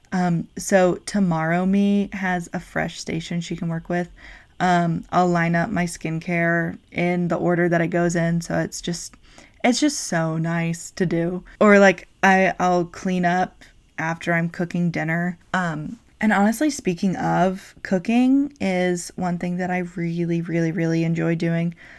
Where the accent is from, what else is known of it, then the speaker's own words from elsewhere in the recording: North Carolina, United States; now in South Carolina, United States; I am from North Carolina, but I currently live in South Carolina with my wife.